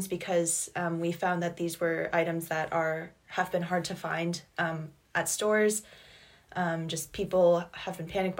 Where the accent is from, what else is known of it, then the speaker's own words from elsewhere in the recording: Hanover, New Hampshire, United States; I'm from Hanover, New Hampshire